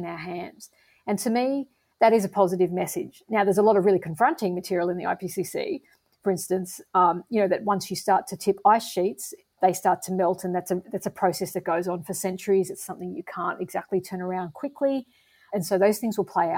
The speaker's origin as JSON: {"language": "English", "country": "Australia", "said": "as an Australian"}